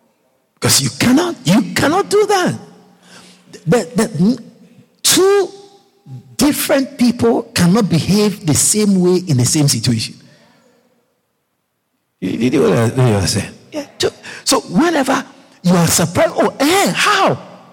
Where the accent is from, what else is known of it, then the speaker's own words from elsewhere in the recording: Guyana; So I told myself, I'm not Ghanaian. I'm Guyanese. Guyanese, Guyana, we don't give money to people when they die.